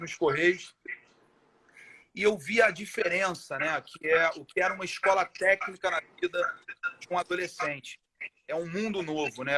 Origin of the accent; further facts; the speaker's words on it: Rio de Janeiro, Brazil; eu nasci aqui em Irajá